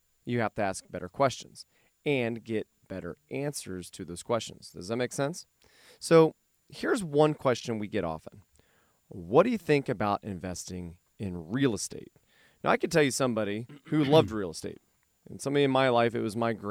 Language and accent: English; Fairborn, Ohio, United States; born or raised there